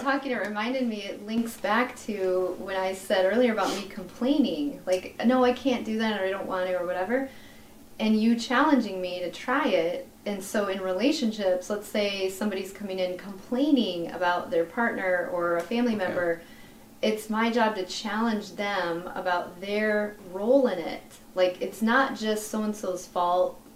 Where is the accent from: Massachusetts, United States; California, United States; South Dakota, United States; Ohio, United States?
South Dakota, United States; Vermillion; now in Sioux Falls, United States; I'm originally from Vermillion, just a town yeah. little ways from here, but I live in Sioux Falls.